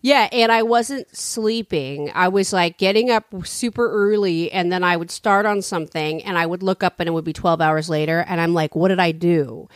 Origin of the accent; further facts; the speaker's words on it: San Francisco, California, United States; I'm from San Francisco.